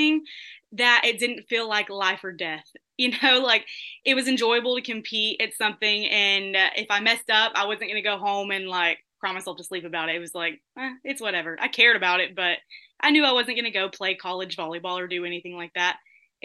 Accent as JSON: {"language": "English", "town": "Vidor", "region": "Texas", "country": "United States", "tie": "born or raised there", "said": "representing my hometown"}